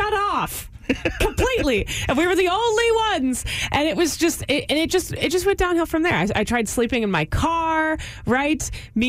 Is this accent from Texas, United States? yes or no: yes; Texas, United States; as a Texan